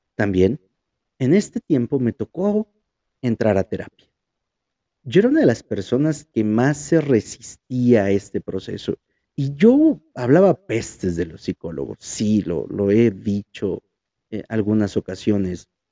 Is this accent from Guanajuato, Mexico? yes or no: no; Huajuapan de León, Oaxaca, Mexico; moved away; Cuando llego aquí a Huajuapan, empieza algo realmente diferente. Y diferente en el sentido de que volví al lugar en el que nací